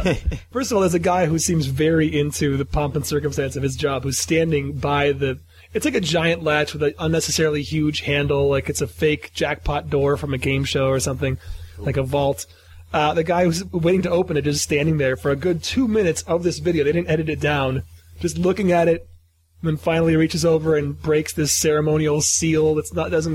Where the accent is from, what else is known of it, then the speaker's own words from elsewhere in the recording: Ann Arbor, Michigan, United States; now in Los Angeles, United States; I grew up in Michigan